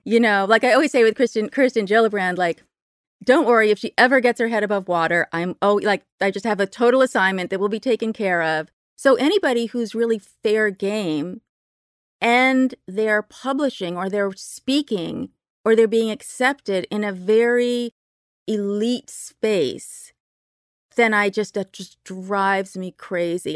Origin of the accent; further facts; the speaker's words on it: Berkeley, California, United States; I grew up in Berkeley, very lefty place